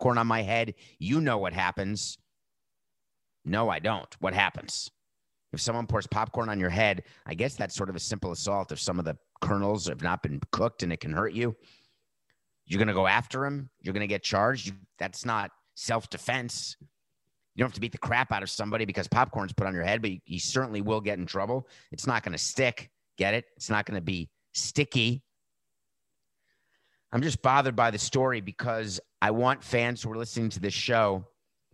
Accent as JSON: {"language": "English", "region": "New York", "country": "United States", "said": "as a New Yorker"}